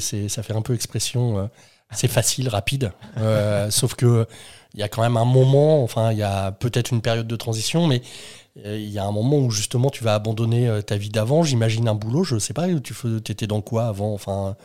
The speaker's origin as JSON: {"language": "French", "region": "Normandy", "country": "France", "said": "moi, je viens de Normandie"}